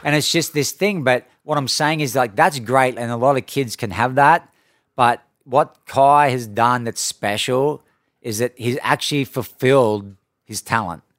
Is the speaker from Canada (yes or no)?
no; Coffs Harbour, New South Wales, Australia; moved away; when I grew up in Australia